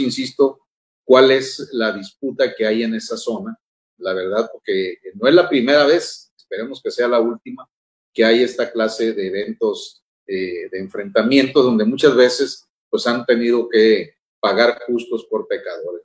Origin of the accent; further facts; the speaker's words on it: El Fuerte, Sinaloa, Mexico; Quienes nacimos, la mayor parte en Sinaloa, el municipio, vamos a llamarle rurales rodeado de rancherías, etcétera, en mi caso concreto, el fuerte